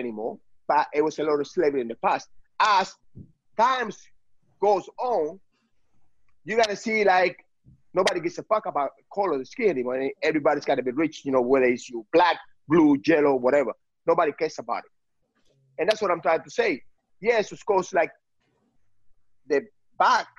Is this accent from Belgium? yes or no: no; Cuba; now in United States; I came from Cuba